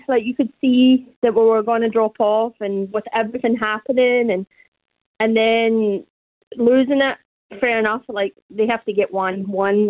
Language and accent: English; Glasgow, Scotland, United Kingdom; moved away as an adult; now in New Zealand; I'm from the east end of Glasgow.